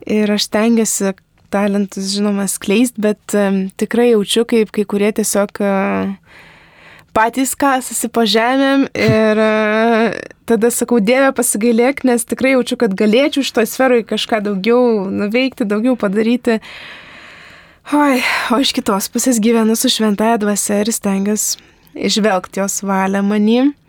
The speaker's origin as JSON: {"language": "Lithuanian", "country": "Lithuania", "said": "mes lietuviai"}